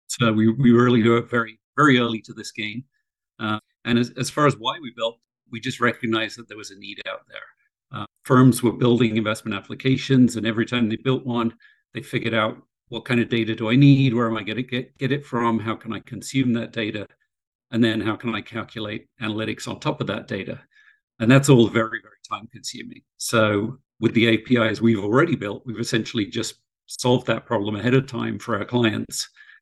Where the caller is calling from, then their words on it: Short Hills, New Jersey, United States; I am in Short Hills, New Jersey.